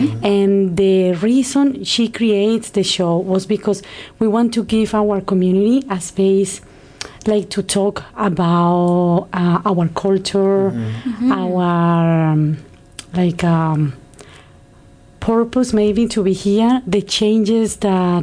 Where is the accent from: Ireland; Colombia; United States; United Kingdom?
Colombia; moved away as an adult; now in Canada; I am from Colombia